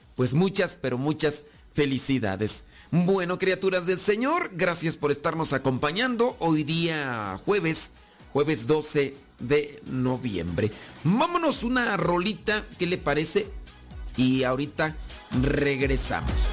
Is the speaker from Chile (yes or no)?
no; Mexico; nosotros que somos de México